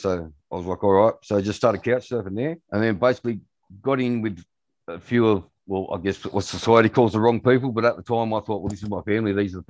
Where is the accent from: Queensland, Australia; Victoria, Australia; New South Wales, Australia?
New South Wales, Australia; Sydney; I grew up, I was split family. So I grew up in Sydney and coastal towns as well.